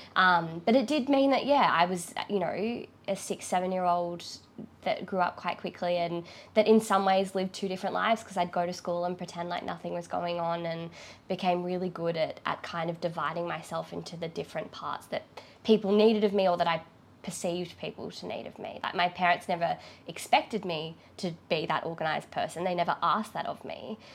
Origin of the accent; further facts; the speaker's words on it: Lismore, New South Wales, Australia; I grew up in Lismore